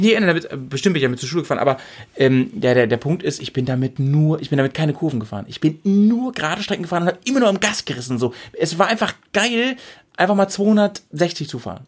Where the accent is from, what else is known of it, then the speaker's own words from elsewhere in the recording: Sülbeck, Lower Saxony, Germany; moved away; also born or lived in Bremen; mein Heimatdorf, von wo wir gestartet sind, das ist gleich, das ist, also Nienstedt ist so eine 3000 Seelen Gemeinde, ne? Ja. Und ich so, ich komme aus dem Unterteil von Nienstedt, aus Sülbeck.